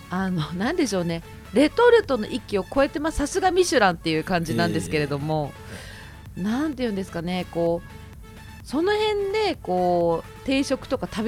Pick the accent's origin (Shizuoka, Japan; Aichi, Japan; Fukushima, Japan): Shizuoka, Japan; 私、最初にお伝えしたんですけど静岡県の出身なのでやっぱりこう東京に比べると飲食ってやっぱり全然ないので